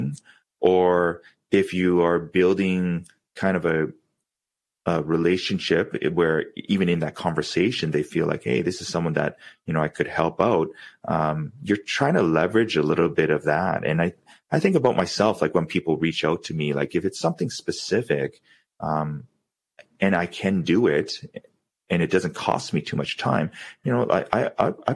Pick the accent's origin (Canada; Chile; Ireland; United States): Canada; Vancouver, British Columbia; growing up in Vancouver